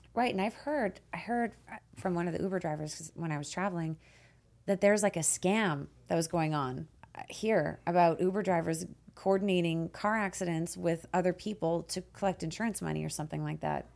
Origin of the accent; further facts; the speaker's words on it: Canada; now in United States; I'm from Canada